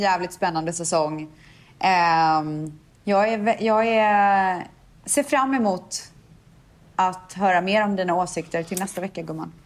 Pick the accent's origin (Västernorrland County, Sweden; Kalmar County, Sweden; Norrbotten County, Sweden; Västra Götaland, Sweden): Västra Götaland, Sweden; Borås; jag var fjortis i Borås